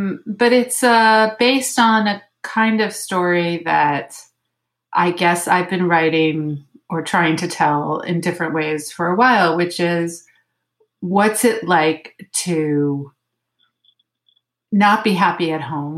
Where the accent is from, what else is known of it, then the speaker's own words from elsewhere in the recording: Miami, Florida, United States; now in Paris, France; I am from Miami itself, even.